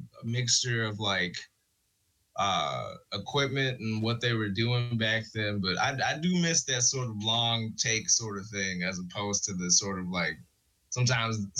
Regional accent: Minneapolis, Minnesota, United States; Born and raised in Minneapolis, Minnesota

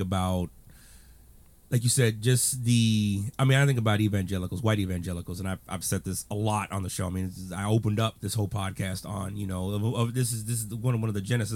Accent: Texas, United States; I was born in Texas, regrettably, but I was born in Texas.

